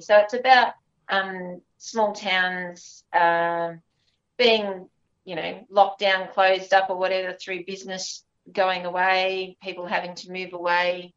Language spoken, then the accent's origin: English; Gulgong, New South Wales, Australia; moved away; my hometown and my family life uh, growing up in a little town called Gigari